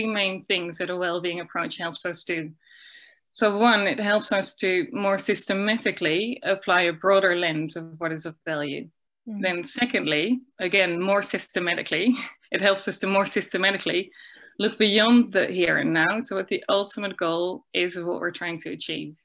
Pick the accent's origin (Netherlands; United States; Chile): Netherlands; moved away as an adult; now in New Zealand; I'm originally from the Netherlands, but for the last 10 years I've worked in New Zealand.